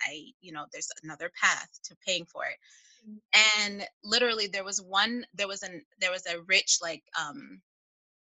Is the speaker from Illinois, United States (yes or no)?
yes; Chicago, Illinois, United States; I'm from Chicago